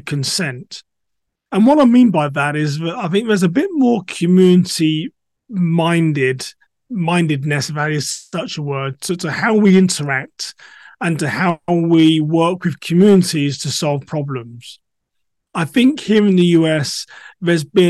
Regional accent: England, United Kingdom; moved away as an adult; now in United States; I'm a black English person living in America.

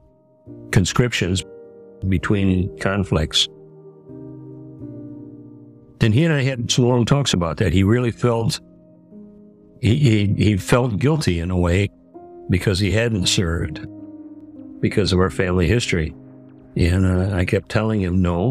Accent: Grand Rapids, Michigan, United States; I was born in Grand Rapids at St. Mary's Hospital, September 27, 1948

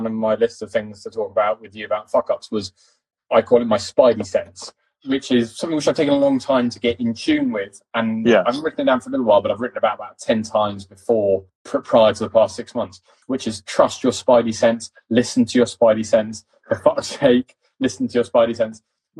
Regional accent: East London, London, United Kingdom; accent: posh; and I come from East London, quite a working class family in East London. I just have a fucking posh accent because my dad.

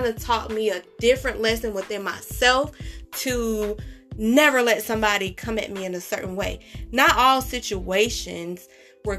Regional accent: California, United States; Growing up in California

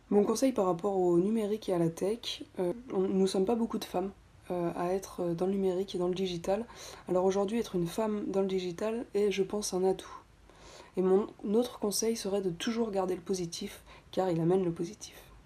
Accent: Nantes, Pays de la Loire, France; je suis nantaise

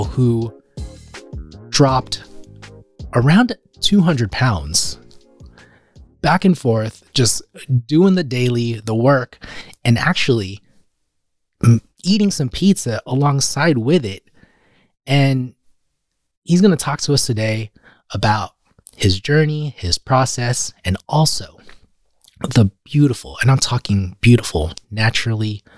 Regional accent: California, United States; as a Californian who's been to Vegas in the winter

